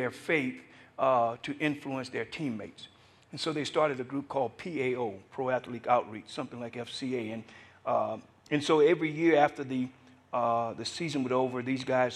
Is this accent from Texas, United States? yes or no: no; Louisiana, United States; moved away; also born or lived in Atlanta; I was born in America, grew up in Louisiana